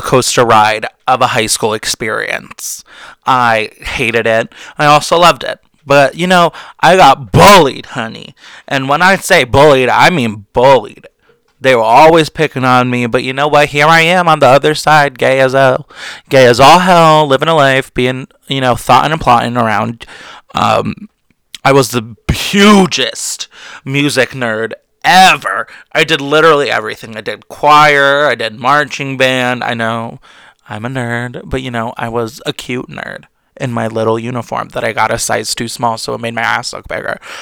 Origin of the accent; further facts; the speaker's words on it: New Jersey, United States; I'm really from Jersey. Because, you know, a lot of us do have pretty bad potty mouths